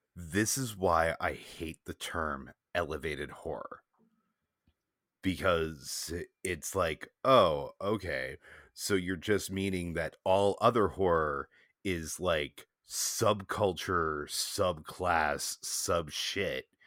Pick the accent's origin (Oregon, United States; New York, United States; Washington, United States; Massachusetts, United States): Massachusetts, United States; Boston; as a Bostonian